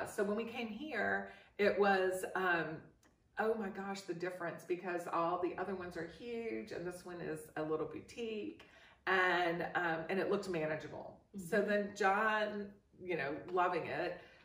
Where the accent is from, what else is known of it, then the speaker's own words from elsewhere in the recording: New Orleans, Louisiana, United States; moved away; I'm from New Orleans, and New Orleans is all French, you know. And so I had the influence of growing up in a French area.